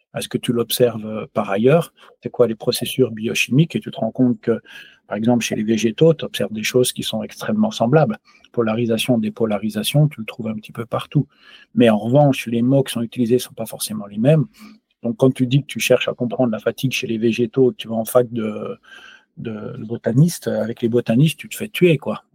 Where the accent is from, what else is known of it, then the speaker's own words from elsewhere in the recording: France; now in Switzerland; je suis français, je vis en, en Suisse